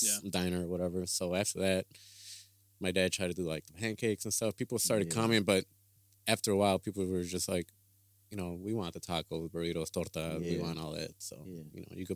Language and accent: English; Chicago, Illinois, United States; moved away; I'm from Chicago.